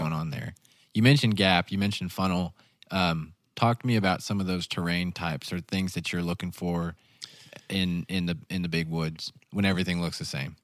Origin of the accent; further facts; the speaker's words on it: the Ozarks, United States; I grew up in the Ozarks